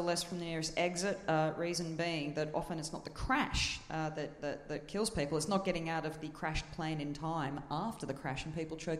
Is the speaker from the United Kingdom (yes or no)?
no; Australia